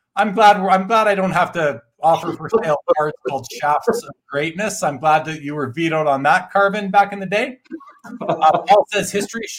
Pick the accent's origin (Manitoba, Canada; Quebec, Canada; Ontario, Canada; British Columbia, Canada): Manitoba, Canada; Winnipeg; I'm from Winnipeg